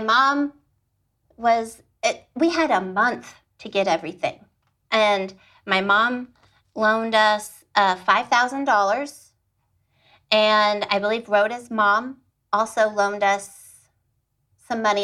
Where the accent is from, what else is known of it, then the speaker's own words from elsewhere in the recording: Austin, Texas, United States; moved away as an adult; now in Fort Worth, United States; I am originally from Austin, Texas